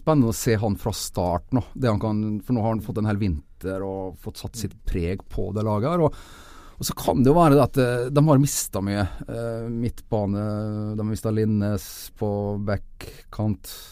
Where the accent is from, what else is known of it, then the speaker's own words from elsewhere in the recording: Nordvestlandet, Norway; oppveksten på Nordvestlandet eh, på 80-tallet